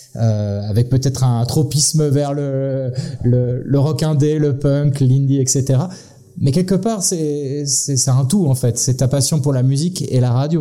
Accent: western France, France; en tant que Français, ayant vécu dans l'ouest de la France

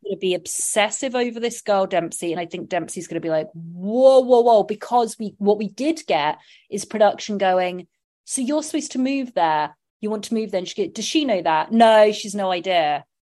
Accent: southern England, United Kingdom; accent: southern English; now in United States; I have a southern

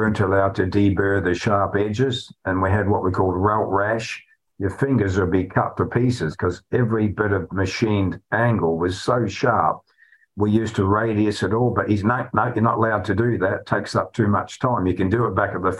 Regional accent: New Zealand; now in United Kingdom; Me being a Kiwi

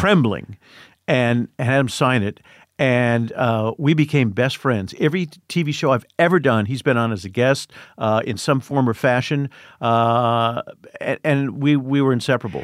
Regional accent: Indiana, United States; I grew up in Indiana.

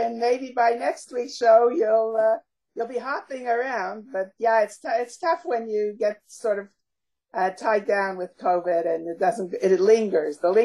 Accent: Canada; also born or lived in Montreal / Toronto; we are Canadian

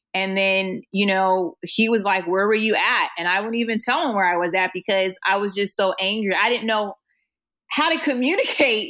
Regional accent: Oceanside, California, United States; I grew up in Oceanside

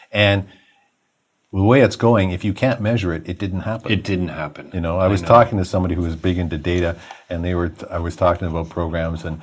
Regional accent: Toronto, Ontario, Canada; I grew up in Rexdale.

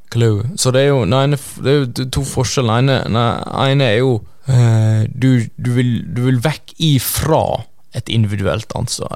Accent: Norway; oss som nordmenn

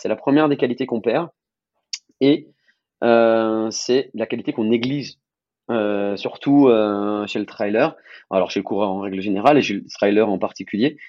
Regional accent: France; en tant que Français

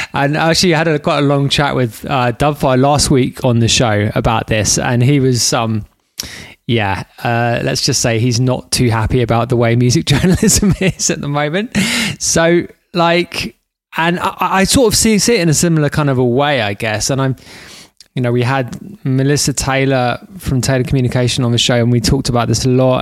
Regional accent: London, United Kingdom; I'm from London

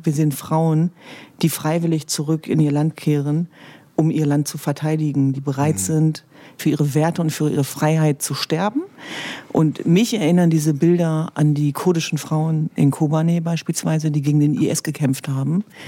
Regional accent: Germany; Meine Eltern sind vor über 50 Jahren nach Deutschland gekommen. Und ich bin aufgewachsen in einem Elternhaus

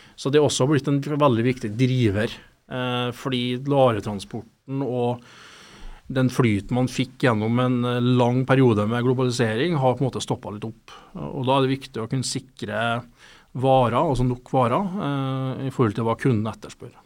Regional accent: Steinkjer, Trøndelag, Norway; Jeg er trønder, opprinnelig fra Steinkjer

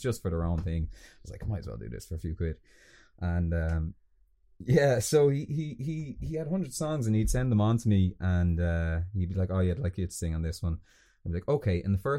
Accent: Balbriggan, Leinster, Ireland; moved away as an adult; I'm from Balbriggan, and even when I lived at home, getting there was a fucking nightmare

